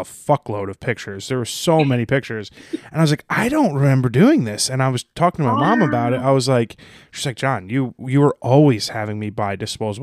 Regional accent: North Caldwell, New Jersey, United States; North Caldwell

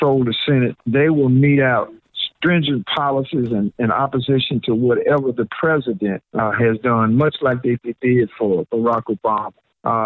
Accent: Memphis, Tennessee, United States; I'm from Memphis, Tennessee. My high school was Melrose.

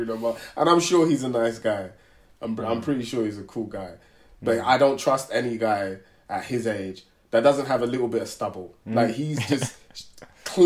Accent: London, United Kingdom; I grew up in Tottenham

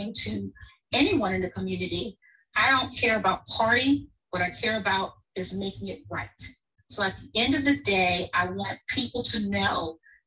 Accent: Virginia Beach, Virginia, United States; also born or lived in Williamsburg, Virginia; I very shortly thereafter relocated back to my hometown of the city of Virginia Beach

